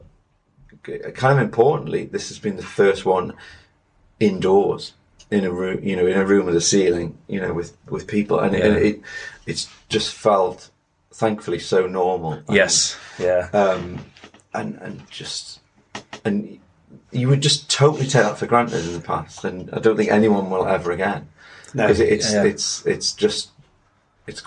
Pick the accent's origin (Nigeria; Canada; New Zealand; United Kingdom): United Kingdom; Morpeth, North East England; moved away as an adult; now in Cheshire, United Kingdom; that's where I grew up, from the age of one until I was 19